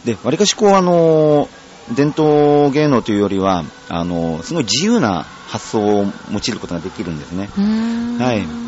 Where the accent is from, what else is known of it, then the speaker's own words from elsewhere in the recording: Chiba, Japan; 地元の千葉県でね、一番大きな大会、千葉よさこいが